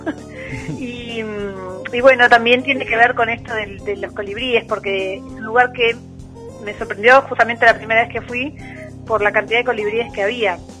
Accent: Argentina; moved away as an adult; also born or lived in Buenos Aires; now in Uruguay; yo soy argentina.

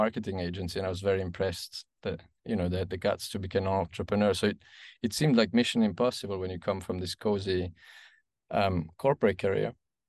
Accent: German-speaking Switzerland, Switzerland; I was raised in the German part of Switzerland. Became an engineer, or studied to become an engineer in EPFL in Lausanne and in Carnegie Mellon in Pittsburgh.

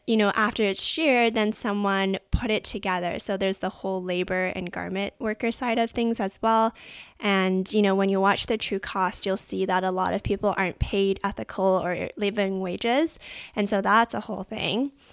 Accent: Vancouver, British Columbia, Canada; I grew up in Vancouver, Canada

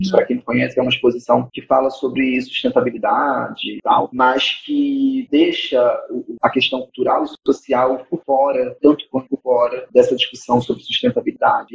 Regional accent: Rio de Janeiro, Brazil; eu tô em São Paulo agora, eu sou do Rio

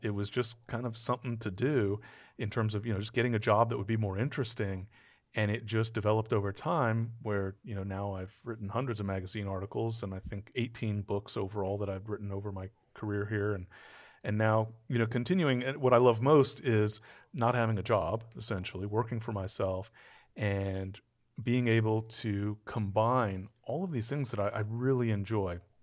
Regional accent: Southern California, United States; I grew up in Southern California

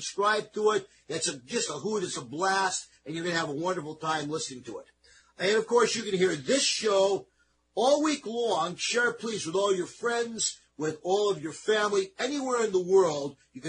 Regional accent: East Coast, United States; And, of course, we're very Italian. I'm from the East Coast.

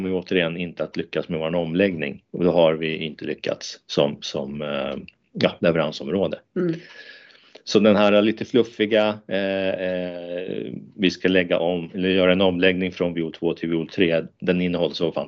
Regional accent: Murjek, Norrbotten County, Sweden; jag är faktiskt uppväxt i Lappland, i Murjek utanför Jokkmokk.

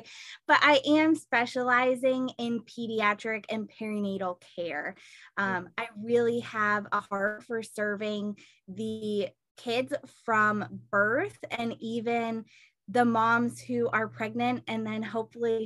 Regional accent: Dover, New Hampshire, United States; I grew up in Dover, New Hampshire, about 20 minutes away from the practice location, and went to, you know, street school, Dover High School

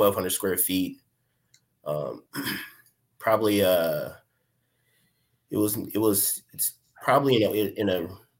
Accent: Pontiac, Michigan, United States; also born or lived in Detroit, Michigan; I'm from Pontiac, Michigan. I've been staying in Michigan for my entire life

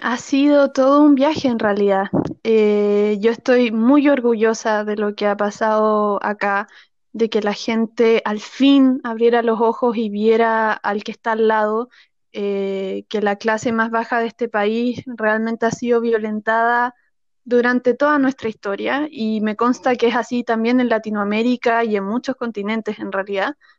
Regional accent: Chile; also born or lived in Santiago; mi país

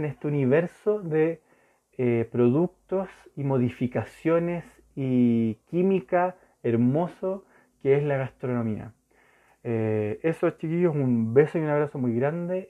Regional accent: Chile; Santiago de Chile, yo soy chileno

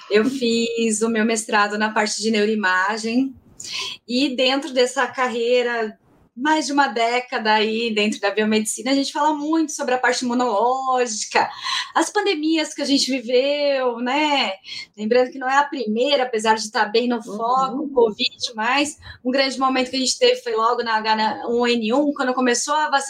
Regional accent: São Paulo, Brazil; E eu sou de São Paulo.

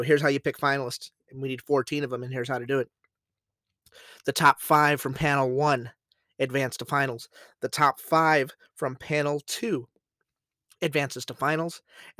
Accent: San Antonio, Texas, United States; my backyard, my hometown. Welcome to San Antonio, Texas.

